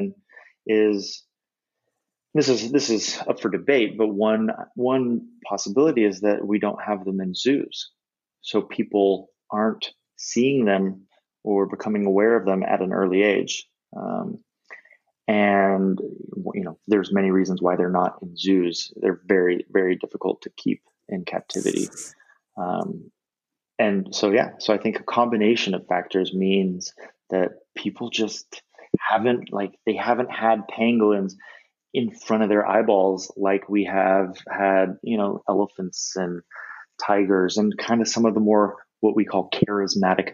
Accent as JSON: {"language": "English", "country": "United States", "said": "I'm an American"}